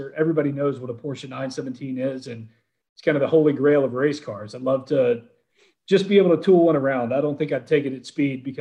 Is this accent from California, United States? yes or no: no; Atlanta, Georgia, United States; moved away; I'm from Atlanta originally